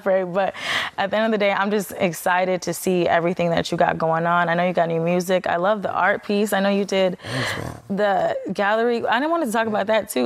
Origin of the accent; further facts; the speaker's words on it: Chicago, Illinois, United States; moved away; our city